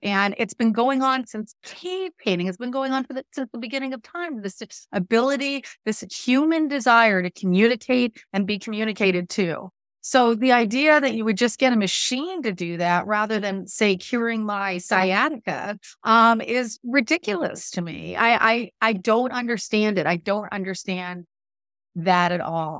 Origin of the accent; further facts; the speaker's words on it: Southern California, United States; moved away; I grew up in Southern California, and I was out there